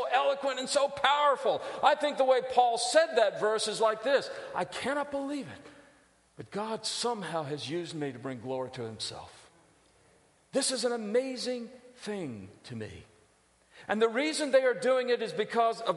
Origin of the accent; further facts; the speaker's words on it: San Diego, California, United States; moved away; I grew up in First Baptist Church of San Diego, California. Spent about 6 years there